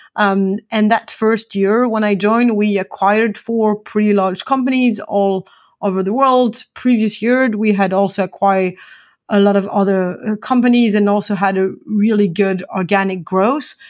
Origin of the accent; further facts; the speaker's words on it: France; now in Atlanta, United States; I'm originally from France, and I'm joining you today from Atlanta in the U S.